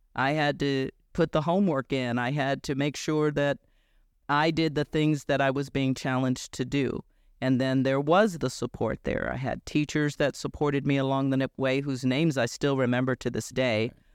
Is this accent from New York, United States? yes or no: no; Chicago, Illinois, United States; I grew up in Chicago in an all-black neighborhood